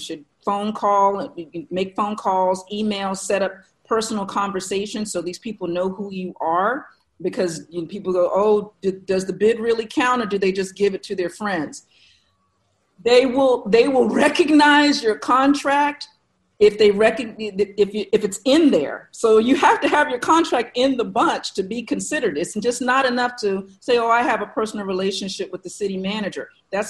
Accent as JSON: {"language": "English", "region": "Maryland", "country": "United States", "tie": "born there", "said": "I'm a military brat. I've been inside the government since birth. I was born on Andrews Air Force Base."}